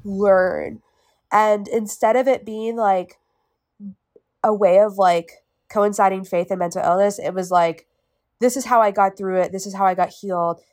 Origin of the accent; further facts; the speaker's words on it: Winston-Salem, North Carolina, United States; also born or lived in Raleigh; I grew up in Winston Salem my whole life, and then after my freshman year, I moved to Raleigh